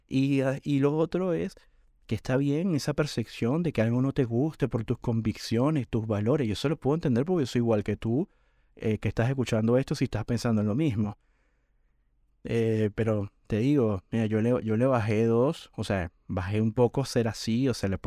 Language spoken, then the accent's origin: Spanish; Venezuela; cuando era chamo, como decimos en Venezuela, cuando era un chico adolescente